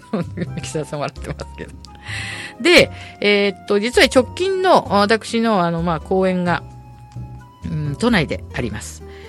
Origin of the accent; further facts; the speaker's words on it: Sumida, Tokyo, Japan; 墨田区で一番大きな図書館で、私の出身地なんですけども